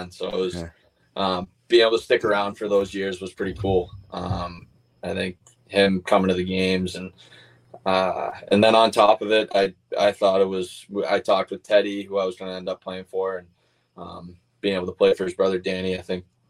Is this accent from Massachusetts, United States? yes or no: yes; near Catholic Memorial, Massachusetts, United States; I live like 100 yards from CM. So I grew up going to those football games and being around that area